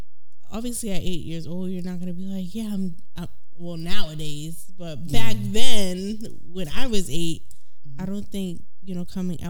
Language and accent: English; Boston, Massachusetts, United States; accent: Bostonian; I'm from Boston.